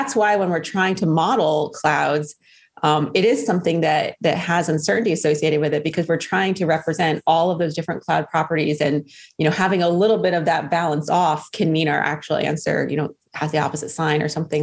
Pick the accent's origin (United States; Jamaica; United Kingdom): United States; White Plains, New York; moved away; I'm from White Plains, New York, originally.